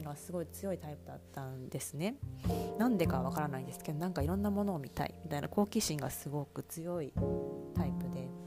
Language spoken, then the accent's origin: Japanese; Japan; also born or lived in Chiba Prefecture (Uchibo) / Saitama Prefecture / Edogawa, Tokyo; 住で夫と2人暮らしをしています、え生まれは千葉県の内房で生まれました埼玉と東京の江戸川区で育っているこの関東